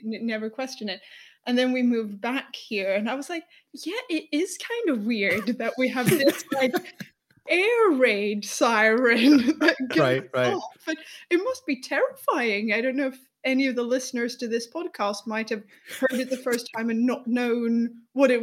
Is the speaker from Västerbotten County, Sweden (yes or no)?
no; Lund, Skåne, Sweden; accent: thick Skånska; English is a second language; moved away as an adult; also born or lived in London, United Kingdom; now in Stockholm, Sweden; I'm from Skåne, as all the listeners of our podcast will notice when I ever say anything in Swedish, I have a thick, pronounce it with a thick Skånska accent.